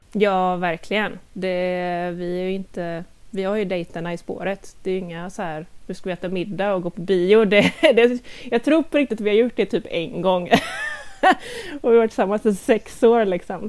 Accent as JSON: {"language": "Swedish", "town": "Gothenburg", "region": "Västra Götaland", "country": "Sweden", "moved": "as an adult", "lives_now": "Lilla Edet, Sweden", "said": "jag är dock ursprungligen från Göteborg eh, så jag flyttade hit med min kära sambo Christian för ungefär två år sedan"}